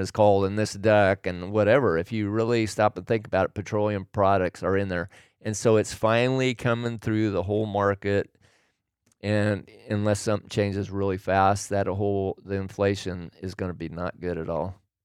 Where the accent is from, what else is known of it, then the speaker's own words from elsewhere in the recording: Oregon, United States; moved away as an adult; also born or lived in California; I grew up in Oregon